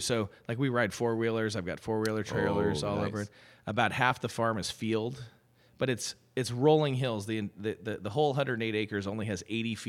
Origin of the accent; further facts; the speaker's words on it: California, United States; now in Atlanta, United States; But for a Californian, 108 acres is infinity.